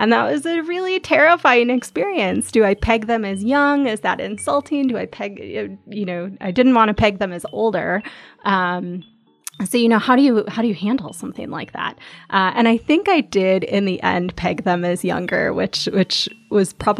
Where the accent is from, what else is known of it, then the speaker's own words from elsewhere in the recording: Chicago, Illinois, United States; also born or lived in Omaha, Nebraska / Gumi, South Korea; I am from Omaha, Nebraska. That's where I was born, but I was raised in Chicagoland